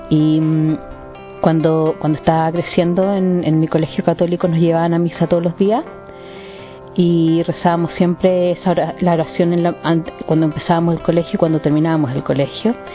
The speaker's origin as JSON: {"language": "English", "country": "Chile", "tie": "born or raised there", "moved": "yes", "said": "I'm from Chile and I'm 36 years old."}